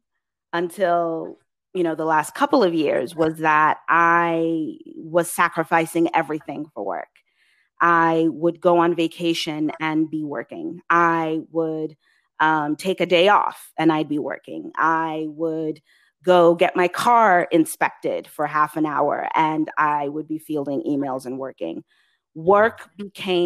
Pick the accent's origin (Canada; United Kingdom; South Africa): United Kingdom; England; moved away; as a Black immigrant woman, I was born in England, but my parents and my lineage is Nigerian of Yoruba extraction